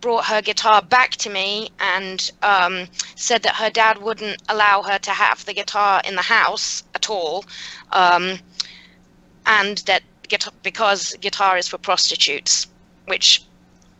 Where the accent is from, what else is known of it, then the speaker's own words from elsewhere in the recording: Birmingham, West Midlands, United Kingdom; moved away as an adult; now in United States; I grew up in Moseley, which is like the next little suburb over.